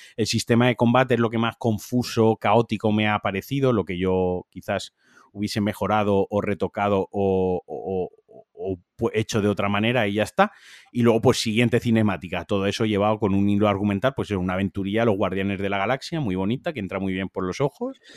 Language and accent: Spanish; Spain; Yo soy, español.